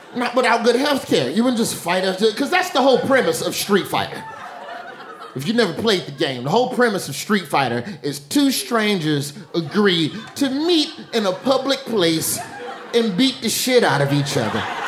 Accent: Alabama, United States; now in New York, United States; I'm from Alabama, the southerner in me

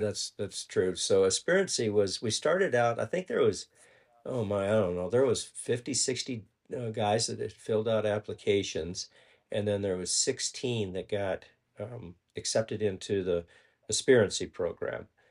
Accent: Ponca City, Oklahoma, United States; we're from Ponca City, Oklahoma, and, uh, we went to high school, together

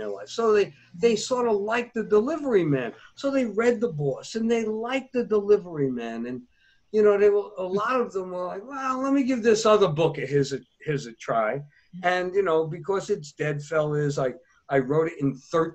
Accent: United States

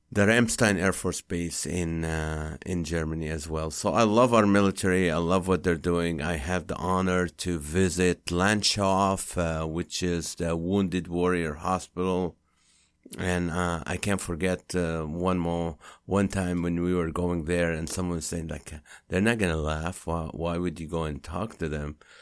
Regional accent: Kuwait; English is a second language; now in United States; we grew up in Kuwait.

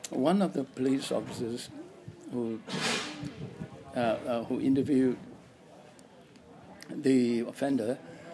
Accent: Singapore; moved away as an adult; now in Australia; I was born in Singapore during the war

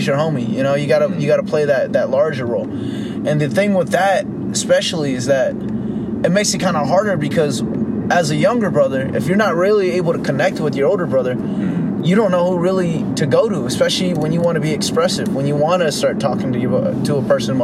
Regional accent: Fremont, California, United States; also born or lived in Union City, California / Tracy, California / Dublin, California; I grew up in Fremont, like Fremont, Union City area, but then I also moved quite often too, coming from like that area to Tracy, Dublin area

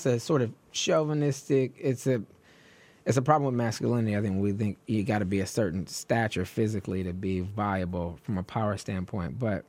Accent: New York, United States; And people go, what do you mean? I'm from New York.

